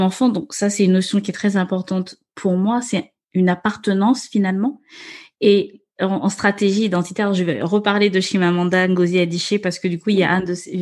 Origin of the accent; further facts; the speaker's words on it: Gabon; now in France; je suis née, j'ai grandi au Gabon.